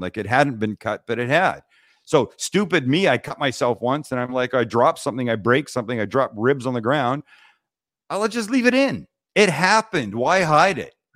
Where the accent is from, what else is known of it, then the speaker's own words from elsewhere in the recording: Vancouver, British Columbia, Canada; we're from Vancouver, Canada